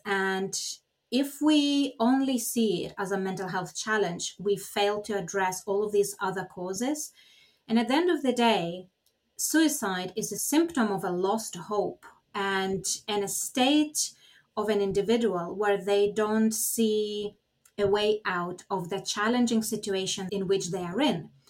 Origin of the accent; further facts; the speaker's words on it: Lithuania; now in United Kingdom; I'm originally from Lithuania